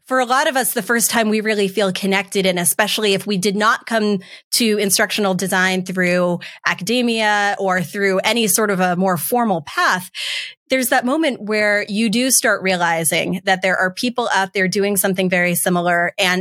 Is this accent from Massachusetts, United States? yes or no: yes; Massachusetts, United States; moved away as an adult; now in Washington, D.C. area, United States; I'm also from Massachusetts originally